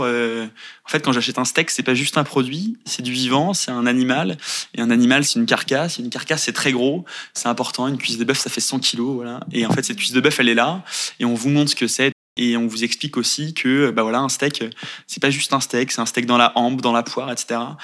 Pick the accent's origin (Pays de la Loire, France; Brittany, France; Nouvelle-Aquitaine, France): Pays de la Loire, France; Angers; moved away as an adult; also born or lived in Paris; now in Nantes, France; je suis originaire d'Angers.